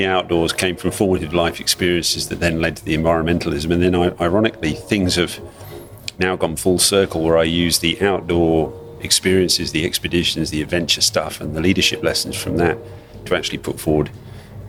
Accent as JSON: {"language": "English", "country": "Malaysia", "tie": "born or raised there", "said": "out in the bush where I grew up in Malaysia as a kid"}